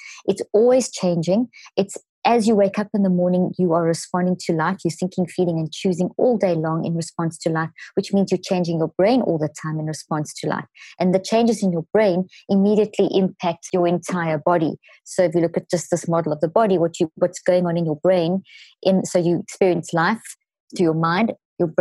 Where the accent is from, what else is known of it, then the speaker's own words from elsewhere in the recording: South Africa; moved away; also born or lived in Zimbabwe; I was born in Zimbabwe and grew up in South Africa.